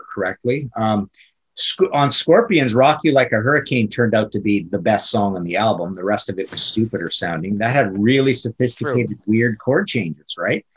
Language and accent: English; Canada; I'm Canadian